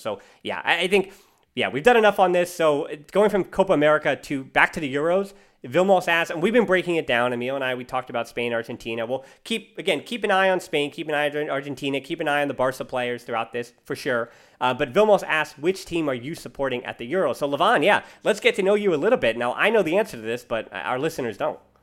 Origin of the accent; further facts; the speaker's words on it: United States; I'm American.